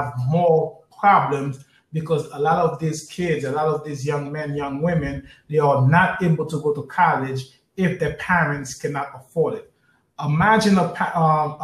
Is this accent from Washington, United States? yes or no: no; New York City, New York, United States; I grew up in Brooklyn